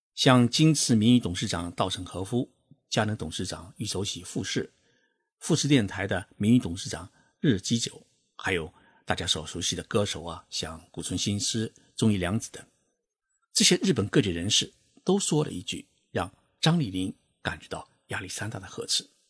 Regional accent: China; 我们中国人的月工资啊，大概只有五百块人民币

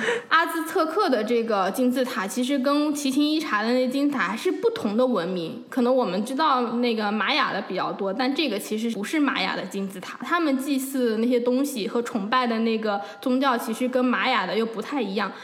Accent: China; now in Vancouver, Canada; 我们中国人，我们都特别讲究

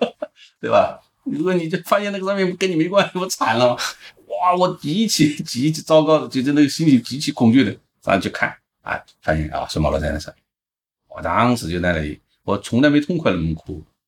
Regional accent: Guizhou, China; moved away; 因为贵州是我的家乡

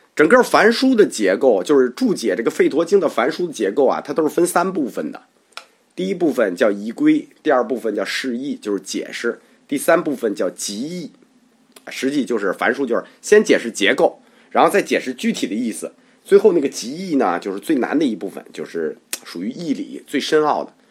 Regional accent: China; 所以说，我们中国人特别喜欢这个这部《摩诃婆罗多》的史诗。

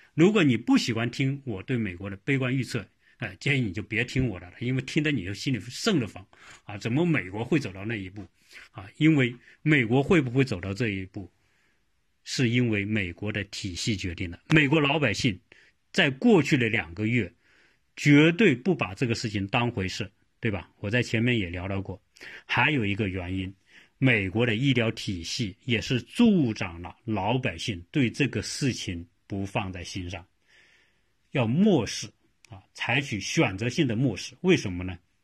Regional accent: China; 我们中国人一般都是认为这样

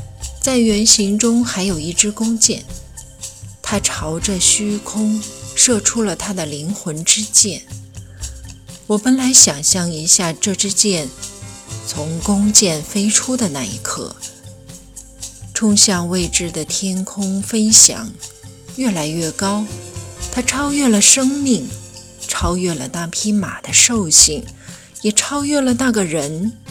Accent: Inner Mongolia, China; 在我的家乡内蒙古，骏马都是驰骋在草原上。

